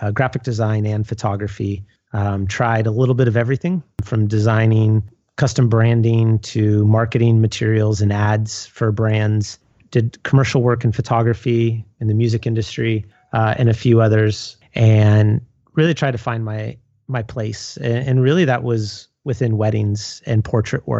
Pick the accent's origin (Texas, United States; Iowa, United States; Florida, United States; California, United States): California, United States; San Leandro; moved away as an adult; also born or lived in San Luis Obispo, California / Seattle, Washington; born and raised in the Bay Area. Grew up in a town called San Leandro, just south of Oakland